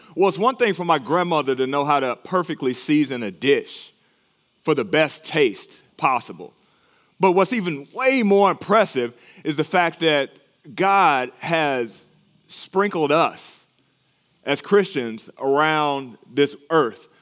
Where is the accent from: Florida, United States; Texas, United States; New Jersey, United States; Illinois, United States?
Texas, United States; moved away; my home state of Texas